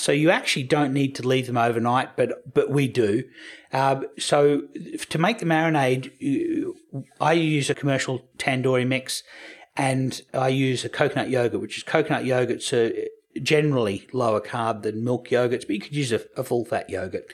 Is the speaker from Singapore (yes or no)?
no; Australia